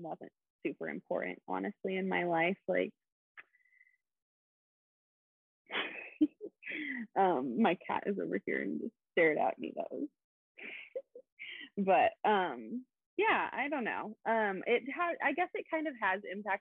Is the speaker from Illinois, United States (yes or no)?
no; Kansas, United States; moved away; I grew up in Kansas